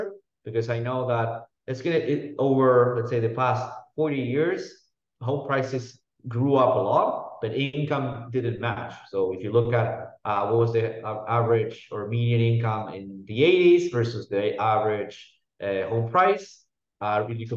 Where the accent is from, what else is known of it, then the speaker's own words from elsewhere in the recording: Argentina; moved away; I come from Argentina, which is a very messy country